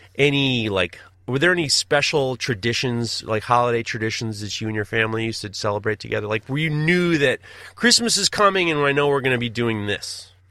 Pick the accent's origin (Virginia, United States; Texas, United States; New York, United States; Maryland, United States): New York, United States; I'm in Hawaii. I'm the farthest from New York